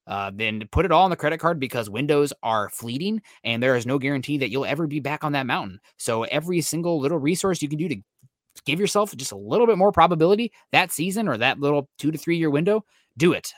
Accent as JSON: {"language": "English", "region": "Midwest", "country": "United States", "also_born_or_lived": "Iowa", "moved": "yes", "said": "I'm from the Midwest, used to make that trek up to Wisconsin"}